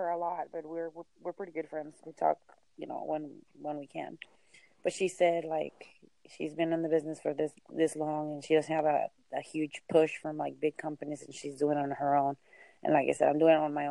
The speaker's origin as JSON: {"language": "English", "country": "Mexico", "tie": "born or raised there", "also_born_or_lived": "California", "moved": "yes", "lives_now": "Texas, United States", "said": "I grew up in Mexico"}